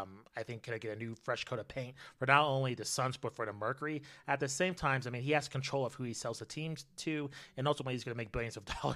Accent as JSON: {"language": "English", "town": "Albuquerque", "region": "New Mexico", "country": "United States", "said": "Both … and I are, you know, very close to the kind of the southwestern area. We're originally from Albuquerque, New Mexico, and so we have a lot of familiarity with this."}